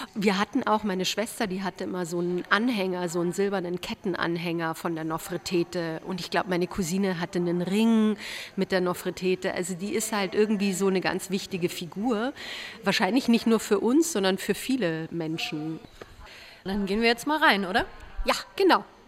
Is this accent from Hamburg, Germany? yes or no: no; Erding, Bavaria, Germany; wir irgendwie noch nicht bereit dafür als Kinder in Erding